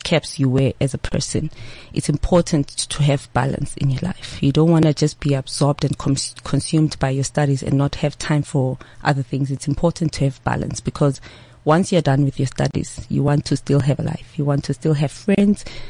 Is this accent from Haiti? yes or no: no; Eswatini; moved away; I'm from Swaziland. I don't hide that fact. They know that I was born and raised there.